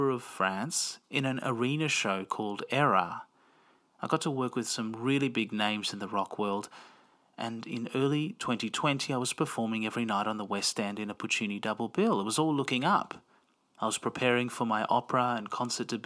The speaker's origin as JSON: {"language": "English", "town": "Melbourne", "region": "Victoria", "country": "Australia", "tie": "born or raised there", "said": "I grew up in Melbourne, Australia, and have an Italian and Greek Cypriot background"}